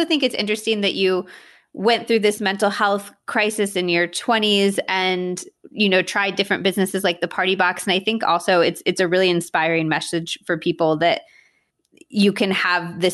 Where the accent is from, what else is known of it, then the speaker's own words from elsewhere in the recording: California, United States; now in New York, United States; I'm from California.